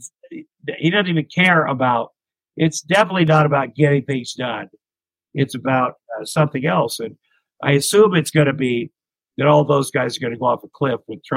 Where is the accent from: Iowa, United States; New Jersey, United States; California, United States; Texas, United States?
Iowa, United States; Ottumwa; moved away as an adult; also born or lived in Minneapolis, Minnesota; when I grew up in Iowa